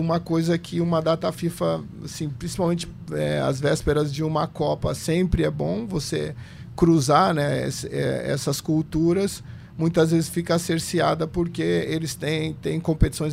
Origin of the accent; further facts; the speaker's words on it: São Paulo, Brazil; Eu, eu sou é, paulista, meus pais são do interior de São Paulo, de Jaú, mas eu nasci em São Paulo, na Zona Sul, na periferia